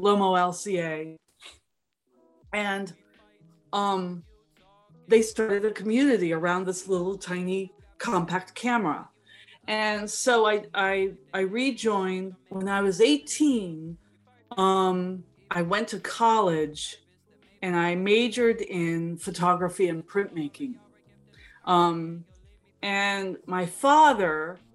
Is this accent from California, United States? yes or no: yes; San Francisco, California, United States; I'm from San Francisco